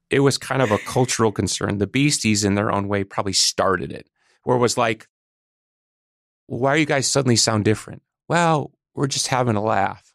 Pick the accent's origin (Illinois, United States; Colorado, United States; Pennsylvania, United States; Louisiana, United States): Illinois, United States; Chicago; We're from Chicago